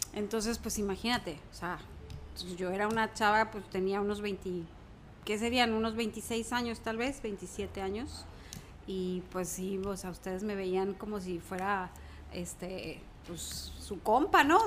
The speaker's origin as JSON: {"language": "Spanish", "region": "Mexico City", "country": "Mexico", "tie": "born or raised there", "moved": "as an adult", "lives_now": "Guaymas, Mexico", "said": "Soy de la Ciudad de México, nací en la Ciudad de México, estudié allá hasta los 18 años, me vine a Guaymas a hacer la, carrera acá."}